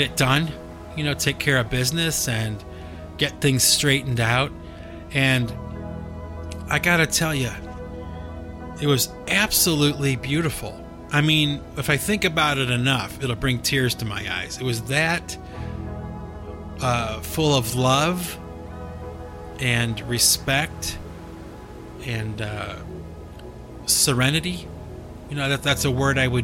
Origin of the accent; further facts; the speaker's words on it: Cleveland, Ohio, United States; moved away; Cleveland, Ohio, where I was born and raised